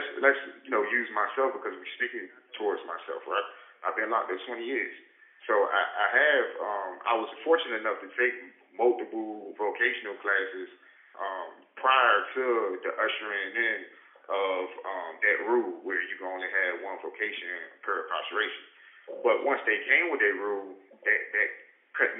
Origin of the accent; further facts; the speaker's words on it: Landover, Maryland, United States; I'm from Maryland, you know, Landover, Killand